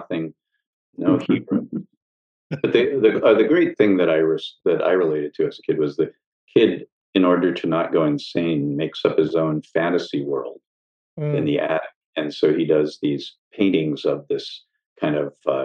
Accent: Chicago, Illinois, United States; I grew up right near the University of Chicago

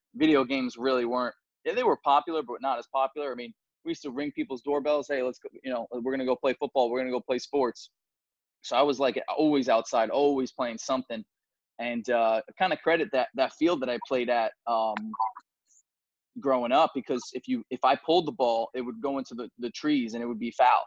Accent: New York City, New York, United States; I'm very proud, proudly, you know, from Staten Island. Um, you know, proudly say that that's my hometown

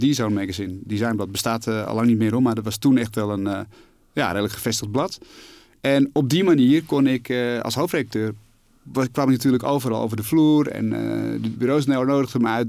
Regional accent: Alkmaar, North Holland, Netherlands; also born or lived in Amsterdam; ik ben geboren in Amsterdam. Ik ben opgegroeid in, in Alkmaar.

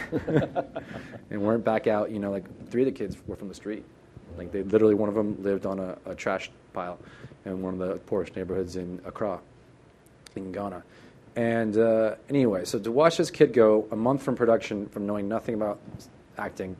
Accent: Oakland, California, United States; also born or lived in Santa Cruz, California; I am from Oakland, California

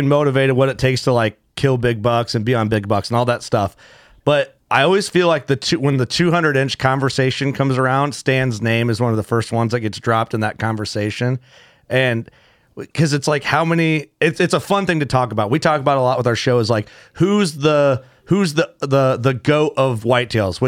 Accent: Midwest, United States; we're lucky to grow up in the Midwest

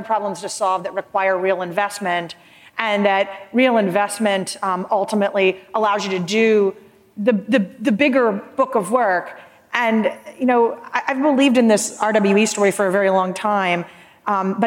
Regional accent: Florida, United States; This is my home state, so I'm a Florida girl.

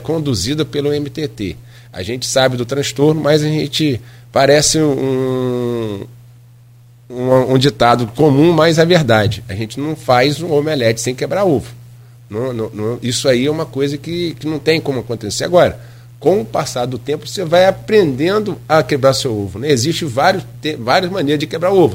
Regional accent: Caju, Pecuária, Rio de Janeiro, Brazil; na região onde, onde eu cresci, nasci e cresci, que é Caju, Pecuária, Nova Brasília

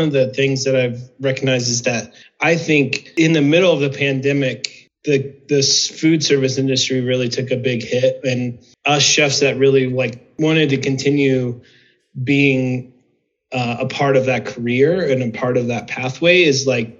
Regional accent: Nebraska, United States; moved away as an adult; now in Prescott, United States; Yeah, so I moved from Nebraska in 2000, where I decided to go back to college.

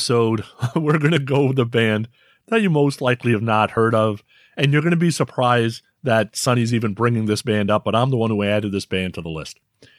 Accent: San Francisco, California, United States; I'm from San Francisco

